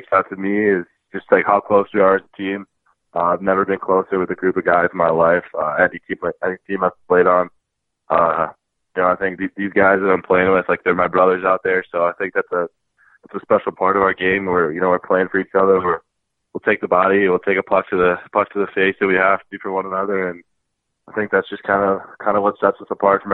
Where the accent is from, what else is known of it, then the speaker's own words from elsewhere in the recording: Chicago, Illinois, United States; I'm from Chicago, Illinois